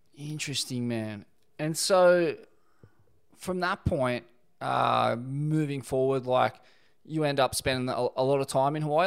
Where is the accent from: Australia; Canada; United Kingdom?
Australia; Sydney, New South Wales; my hometown, Bondi